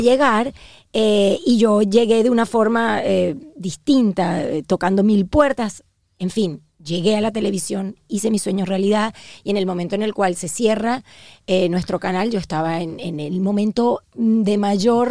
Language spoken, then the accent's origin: Spanish; Venezuela; also born or lived in Uruguay; now in Miami, United States; soy una venezolana que nació en Uruguay